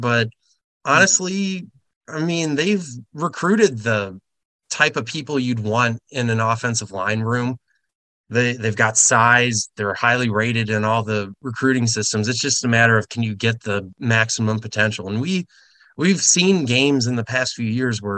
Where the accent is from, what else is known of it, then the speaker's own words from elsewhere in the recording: Wisconsin, United States; moved away; also born or lived in Nebraska; I grew up in Wisconsin